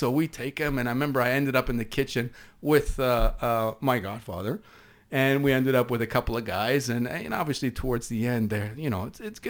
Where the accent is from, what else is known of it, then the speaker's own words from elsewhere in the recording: East Coast, Canada; accent: East Coast; pardon my East Coast accent